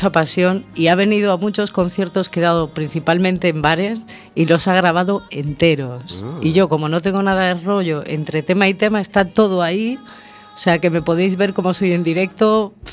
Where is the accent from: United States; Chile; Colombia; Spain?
Spain; Canary Islands; Bueno, pues yo llegué un poco de Canarias con el buscarme la vida